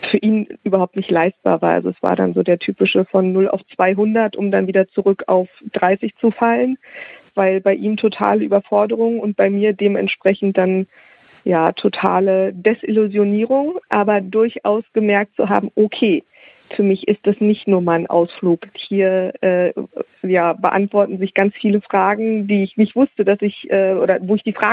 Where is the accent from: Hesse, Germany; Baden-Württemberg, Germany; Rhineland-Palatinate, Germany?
Hesse, Germany; Und ich komme aus Nordhessen und dann fuhren wir nach Kassel.